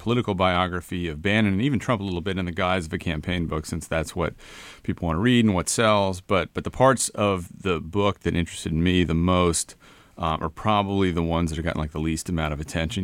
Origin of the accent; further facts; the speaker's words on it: Connecticut, United States; I'm from Newland, Connecticut